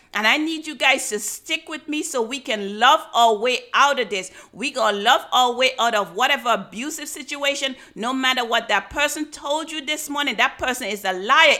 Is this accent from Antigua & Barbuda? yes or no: yes; Antigua & Barbuda; When I was growing up in Antigua